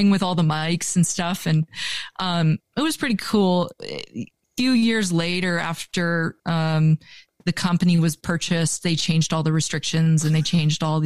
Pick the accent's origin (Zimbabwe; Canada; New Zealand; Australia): Canada; Vancouver, British Columbia; moved away as an adult; now in Montana, United States; growing up in Vancouver was an incredible childhood